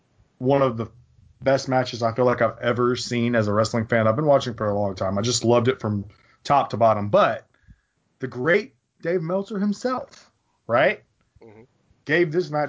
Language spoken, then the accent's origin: English; the South, United States; I'm showing my Southern heritage